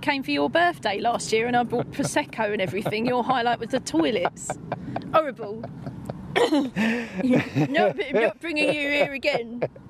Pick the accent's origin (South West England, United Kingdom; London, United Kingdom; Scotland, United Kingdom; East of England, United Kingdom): East of England, United Kingdom; Basildon; moved away; where I grew up in Basildon, there's the main park in the middle of town, Gloucester Park